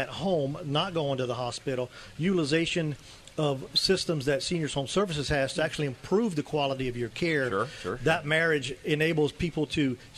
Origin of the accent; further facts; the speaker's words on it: Louisiana, United States; I'm from Louisiana